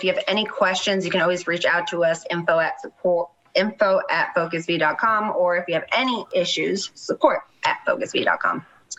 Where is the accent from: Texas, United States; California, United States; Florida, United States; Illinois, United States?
California, United States; Palm Springs; I grew up in Palm Springs, so right next to Desert Hot Springs.